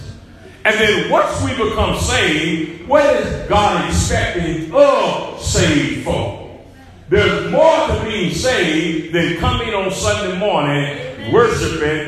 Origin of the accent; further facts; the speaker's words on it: Dayton, Ohio, United States; moved away; I came from Dayton, Ohio.